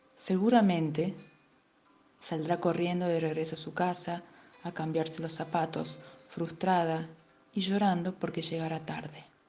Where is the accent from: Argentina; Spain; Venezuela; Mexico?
Argentina; Tucumán; soy de Argentina, Tucumán